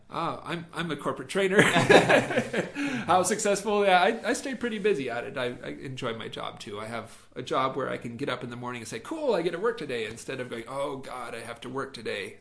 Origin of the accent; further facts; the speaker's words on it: Firth, Idaho, United States; moved away as an adult; now in Shanghai, China; Firth, yes. I grew up in a small town called Firth